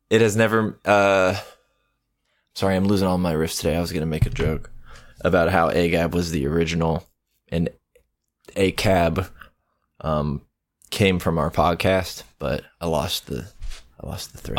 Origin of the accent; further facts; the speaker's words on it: the American South, United States; I am from the American South